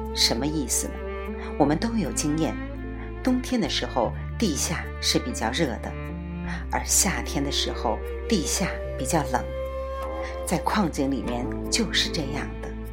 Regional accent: China; 我们中国人

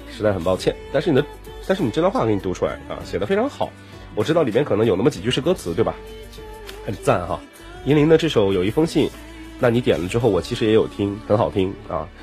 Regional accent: Dalian, Liaoning, China; 我的家乡大连

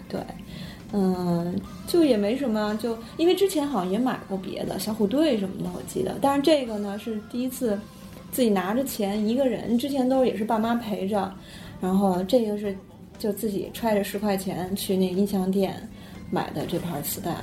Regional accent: northern China, China; 因为听不懂广东话，作为北方人

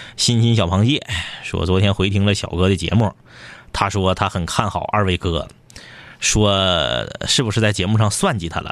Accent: Northeast China, China; accent: Northeastern (Dongbei) dialect; 用我们东北话说

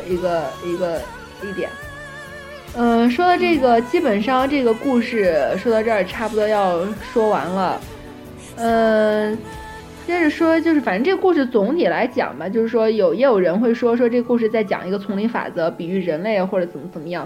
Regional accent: northern China, China; now in Shanghai, China; 本身我自己是北方人吧，然后就，我就比较喜欢北方的一种环境

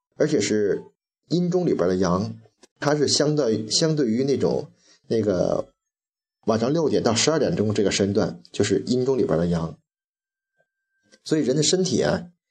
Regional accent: China; 喝开水也是我们中国人的传统

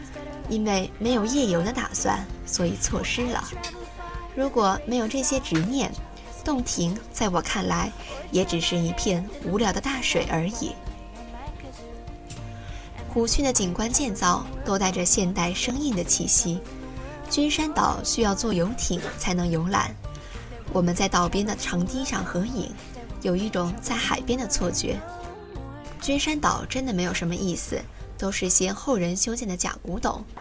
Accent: Shandong, China; 这让我想起了我的故乡山东，沿着运河也曾有过很多辉煌的城市，比如临清、台儿庄，但是都因为运河的衰落而沉寂。

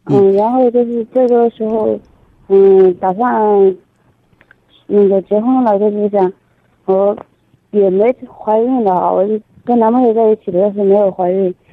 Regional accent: Anhui, China; 我是安徽省的

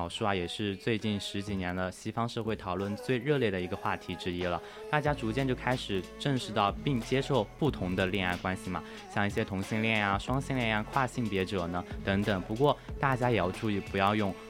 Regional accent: China; 作为一名中国人啊

